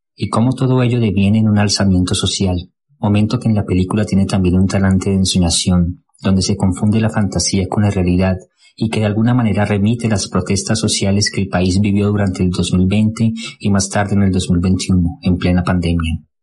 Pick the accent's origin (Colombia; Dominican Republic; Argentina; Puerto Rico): Colombia; como colombiano